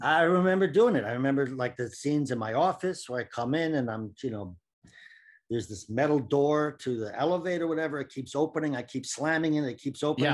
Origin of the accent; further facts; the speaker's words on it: Cambridge, Massachusetts, United States; moved away as an adult; also born or lived in Washington, D.C. / New York; I was born in Washington, D C, but I grew up in Boston, in Cambridge, Massachusetts.